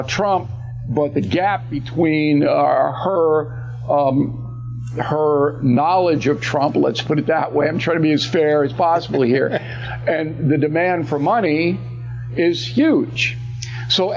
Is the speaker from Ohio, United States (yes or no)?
no; New York, United States; as a New Yorker